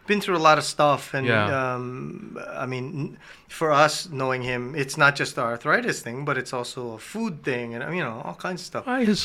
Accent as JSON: {"language": "English", "region": "Hawaii", "country": "United States", "said": "we're from Hawaii."}